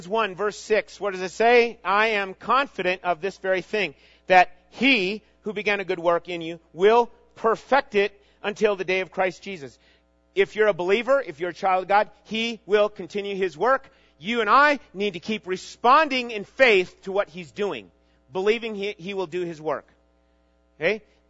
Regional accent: Minnesota, United States; moved away; I grew up in Minnesota.

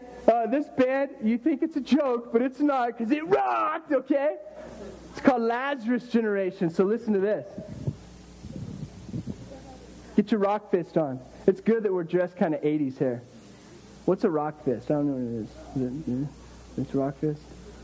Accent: Miami, Florida, United States; And then I'm from Miami. God, it was cool to be in Miami. It was awesome.

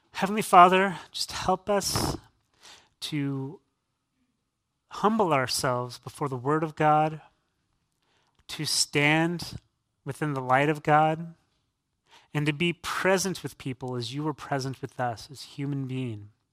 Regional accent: San Diego, California, United States; now in Canandaigua, United States; I'm born and raised in San Diego, California

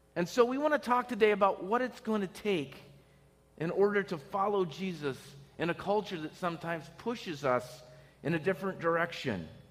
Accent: Pennsylvania, United States; moved away as an adult; I was from a little, you know, town in, in Pennsylvania, had a small house

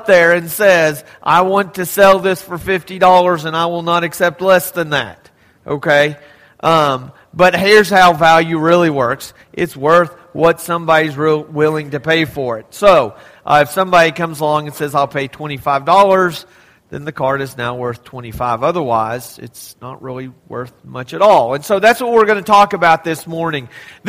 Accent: Texas, United States; Growing up in Texas

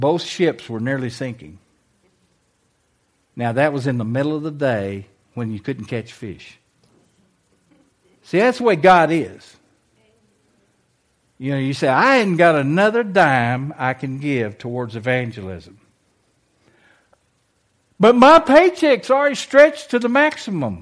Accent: United States; moved away as an adult; also born or lived in Manila, Philippines; I was an American.

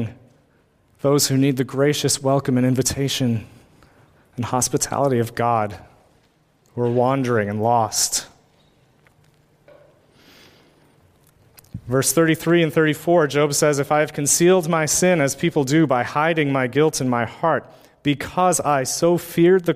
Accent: United States; as an American-born white male with a college education

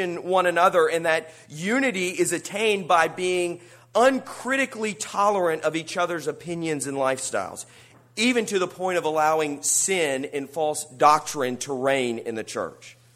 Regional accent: United States; an American who values freedom

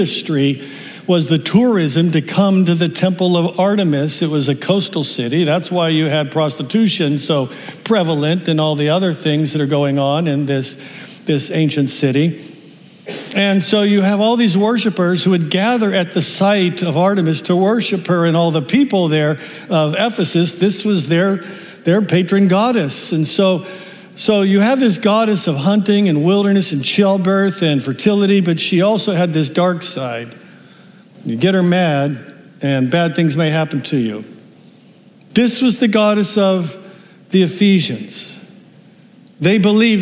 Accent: Pittsburgh, Pennsylvania, United States; I'm from Pittsburgh

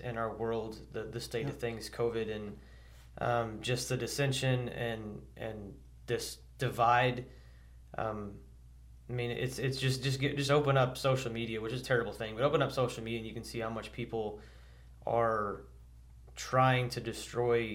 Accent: United States; I was born physically as an American citizen

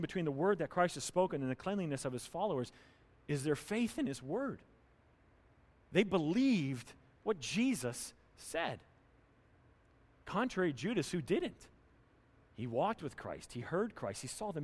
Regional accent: North Carolina, United States; moved away; Where I grew up down in North Carolina

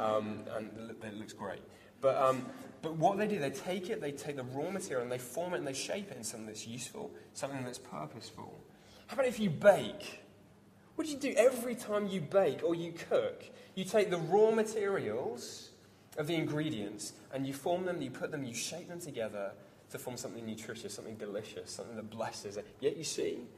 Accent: Devon, South West England, United Kingdom; I grew up in Devon, surrounded by farms, surrounded by farmers.

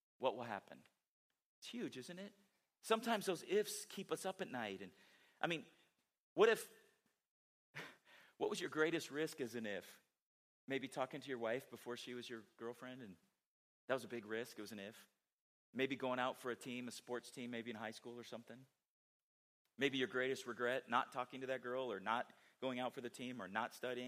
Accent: San Diego, California, United States; moved away; growing up in San Diego, you know, was a fan of San Diego Chargers

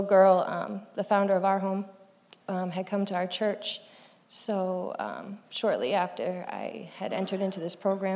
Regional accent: Cape Cod, Massachusetts, United States; I grew up on Cape Cod, Massachusetts.

